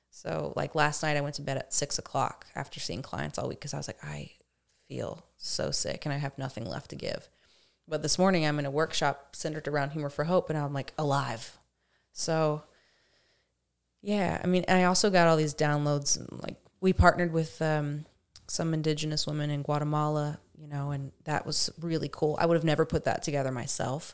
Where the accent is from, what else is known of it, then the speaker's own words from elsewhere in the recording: Dickson, Tennessee, United States; moved away; I grew up outside of Nashville, about twenty minutes outside of Nashville in a very small, pretty poor town called Dixon